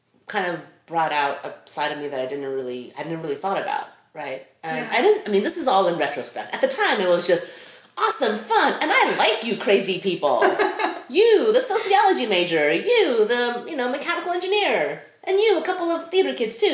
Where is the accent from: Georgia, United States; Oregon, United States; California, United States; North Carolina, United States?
California, United States; Los Angeles; also born or lived in Taiwan; I grew up